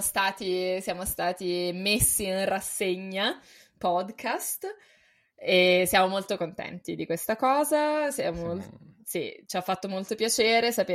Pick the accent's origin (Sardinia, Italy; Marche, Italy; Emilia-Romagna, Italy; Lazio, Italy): Lazio, Italy; Rome; Io sono cresciuta a Roma